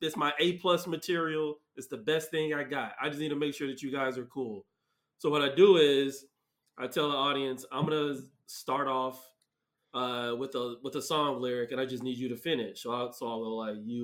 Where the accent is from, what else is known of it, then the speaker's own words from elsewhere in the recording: Mesa, Arizona, United States; I'm from Mesa. I went to Dobson.